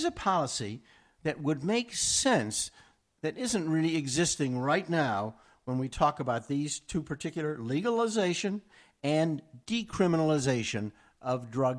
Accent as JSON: {"language": "English", "town": "Chicago", "region": "Illinois", "country": "United States", "said": "I'm from Chicago."}